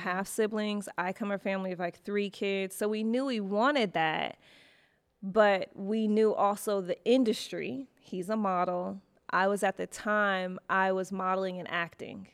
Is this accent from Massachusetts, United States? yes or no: no; Detroit, Michigan, United States; moved away as an adult; also born or lived in Chicago / New York; now in Los Angeles, United States; I lived in Chicago for, for school, but I'm originally from Detroit.